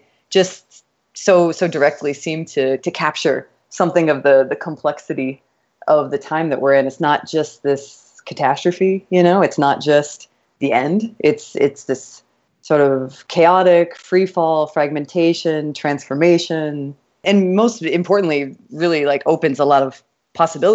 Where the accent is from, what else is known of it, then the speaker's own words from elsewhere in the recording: Kansas, United States; moved away as an adult; also born or lived in Texas / New York; now in Miami, United States; I was born in Texas, but I was raised in Kansas